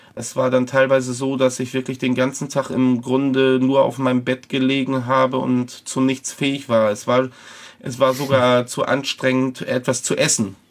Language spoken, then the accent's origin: German; Hamburg, Germany; ich als Jugendlicher in dem Jugendbereich einer Kirchengemeinde in Hamburg